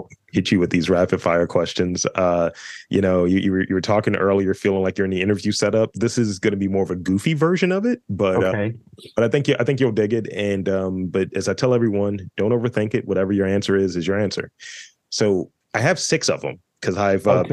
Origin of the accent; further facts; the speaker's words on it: Baltimore, Maryland, United States; a proud Baltimorean